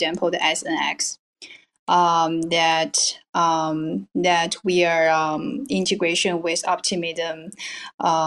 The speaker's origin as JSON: {"language": "English", "country": "China", "said": "I originally from China."}